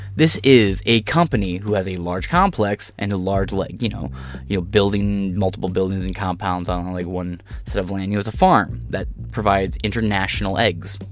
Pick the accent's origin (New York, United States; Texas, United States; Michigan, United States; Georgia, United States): Michigan, United States; also born or lived in Ohio / Illinois / Wisconsin; I'm a Michigan native